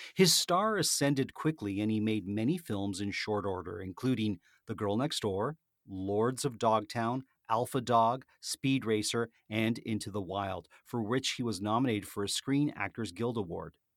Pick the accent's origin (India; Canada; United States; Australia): Canada; being a Canadian